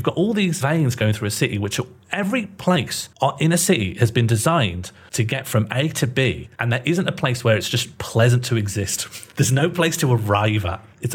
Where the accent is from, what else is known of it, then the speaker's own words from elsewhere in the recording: Birmingham, West Midlands, United Kingdom; where I grew up in Birmingham